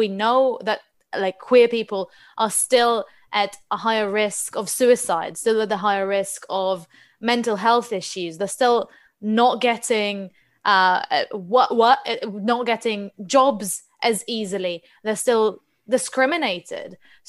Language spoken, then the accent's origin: English; Israel; English is a second language; now in England; when I moved to England from Israel, the first time I went to Pride, I was shocked because you can't actually march.